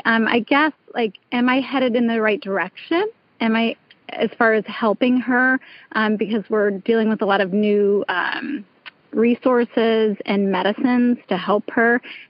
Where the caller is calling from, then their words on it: New York, United States; From New York, upstate New York.